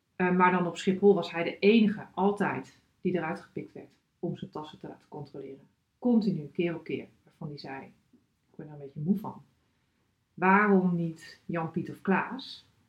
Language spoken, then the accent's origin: Dutch; Drenthe, Netherlands; moved away as an adult; also born or lived in Groningen / United States; Ik ben geboren getogen in Drenthe.